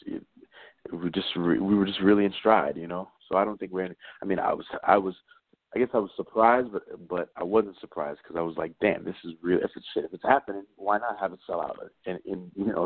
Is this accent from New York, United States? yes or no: yes; New York City, New York, United States; I'm from New York City